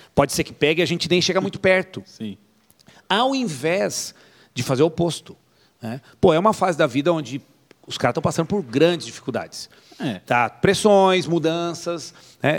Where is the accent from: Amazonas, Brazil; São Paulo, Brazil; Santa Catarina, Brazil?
São Paulo, Brazil; Atibaia; a primeira igreja que eu participei não era IECA, era um ponto de pregação aqui em Atibaia